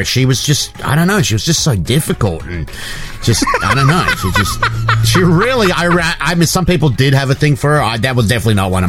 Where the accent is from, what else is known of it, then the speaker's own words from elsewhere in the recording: Australia; I grew up in Australia